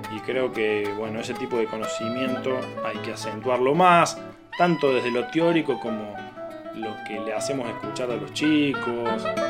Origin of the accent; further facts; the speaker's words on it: Córdoba, Argentina; moved away as an adult; now in Salta, Argentina; Soy cordobés, eh, me formé musicalmente en Córdoba